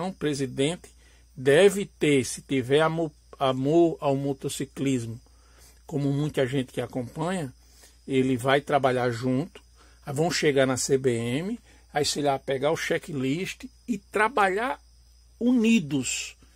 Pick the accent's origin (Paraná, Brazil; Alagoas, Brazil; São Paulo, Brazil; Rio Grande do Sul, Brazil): Alagoas, Brazil; eu, eu sou natural da região nordeste, sou alagoano